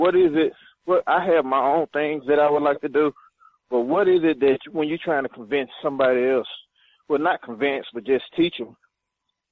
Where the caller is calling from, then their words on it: Chattanooga, Tennessee, United States; calling from Chattanooga.